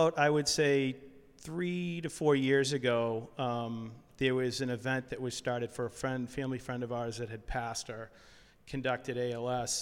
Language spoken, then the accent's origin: English; Hamilton, Massachusetts, United States; I grew up in Hamilton